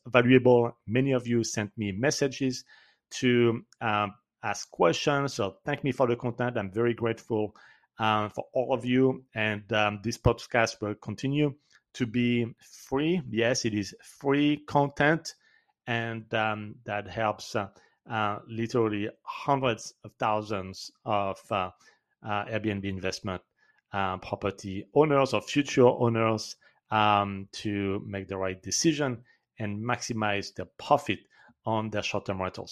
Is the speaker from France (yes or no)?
yes; France; accent: French; English is a second language; my French accent